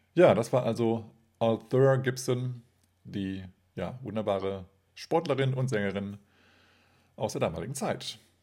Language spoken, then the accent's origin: German; Kassel, Hesse, Germany; Kassel, meiner Geburtsstadt